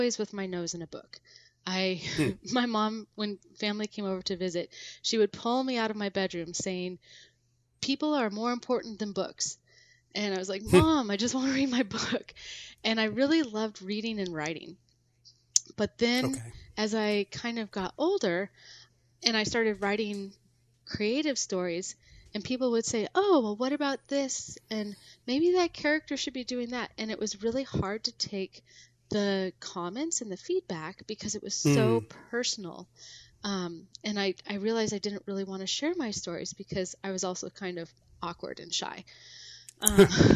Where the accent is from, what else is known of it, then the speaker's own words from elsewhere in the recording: Seattle, Washington, United States; I grew up in the Seattle area